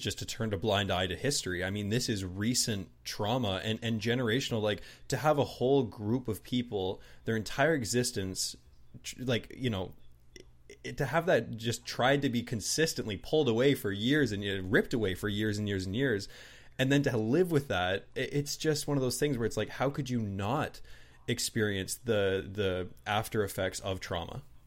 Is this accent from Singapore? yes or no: no; southern New Brunswick, Canada; also born or lived in Toronto; But I'm Canadian